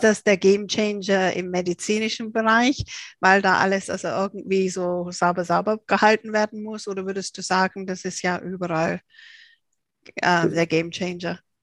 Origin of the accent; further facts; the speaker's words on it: England, United Kingdom; ich als Engländerin